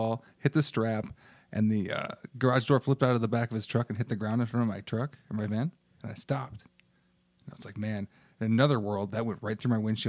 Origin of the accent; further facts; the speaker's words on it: Michigan, United States; I grew up in Michigan, which was a good, I don't know, 6 or something hour drive from it.